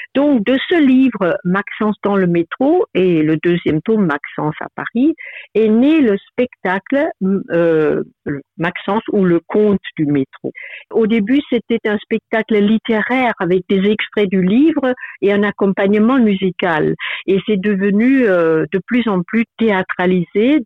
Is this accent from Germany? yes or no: yes; Germany; French is a second language; moved away as an adult; now in France; je venais d'un petit village euh, en Allemagne